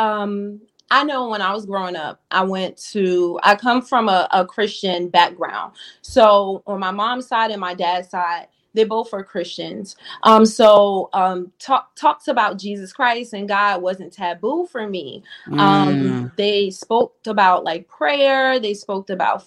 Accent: Newark, New Jersey, United States; I'm from Newark, New Jersey

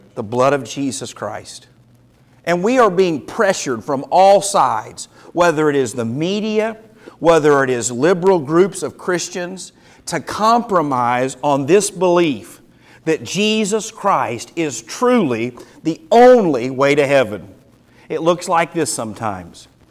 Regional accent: United States; As an American

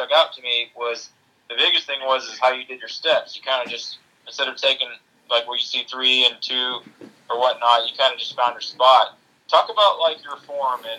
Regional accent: Alabama, United States; I'm from Alabama

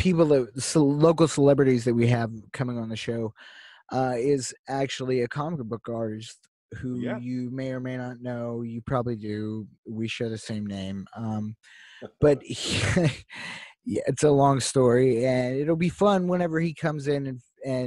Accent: Pittsburgh, Pennsylvania, United States; we're from Pittsburgh. We're from Pittsburgh, PA. We love our town

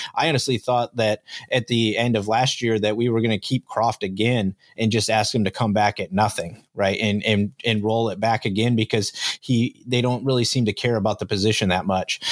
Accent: Fillmore, United States; I grew up in Fillmore

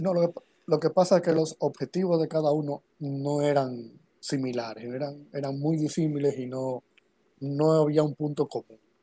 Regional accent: Santo Domingo, Distrito Nacional, Dominican Republic; Yo nací aquí en República Dominicana, en Santo Domingo, eh, en el año 82, 1982.

